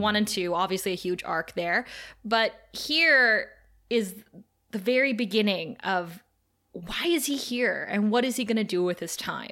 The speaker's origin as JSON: {"language": "English", "country": "Canada", "said": "we're Canadian"}